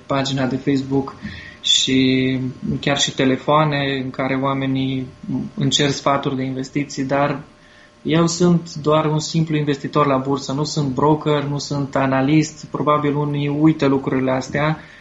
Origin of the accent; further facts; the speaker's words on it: Târgu Mureș, Mureș County, Romania; eu sunt și din Târgu Mureș